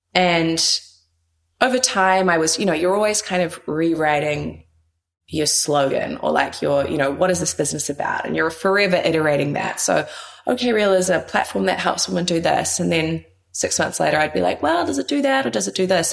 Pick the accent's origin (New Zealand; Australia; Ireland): New Zealand; moved away as an adult; also born or lived in New York; So born and raised in New Zealand, moved to New York when I was tender age of kind of 21